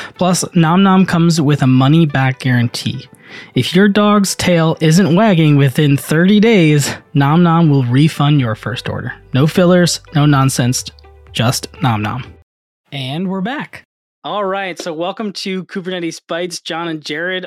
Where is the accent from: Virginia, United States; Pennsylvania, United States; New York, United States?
New York, United States; I grew up in New York